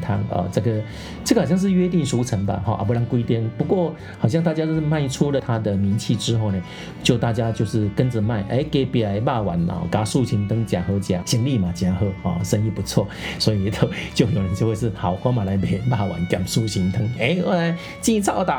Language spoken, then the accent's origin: Chinese; Taiwan; 我们台湾人当然可以特别介意啊，就是不喜欢吃，就是怕那个味道的感觉。觉相对的，我们台湾的臭豆腐也是这样子。